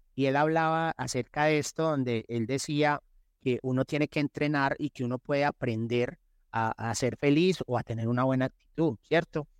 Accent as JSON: {"language": "Spanish", "town": "Medellín", "region": "Antioquia", "country": "Colombia", "tie": "born or raised there", "also_born_or_lived": "Envigado", "said": "soy de Medellín, eh, tengo 47 años"}